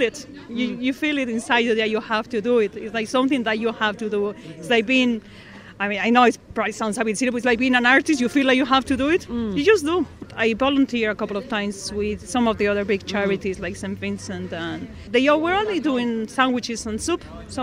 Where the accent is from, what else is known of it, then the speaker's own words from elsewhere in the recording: Spain; now in Ireland; I'm originally from Spain.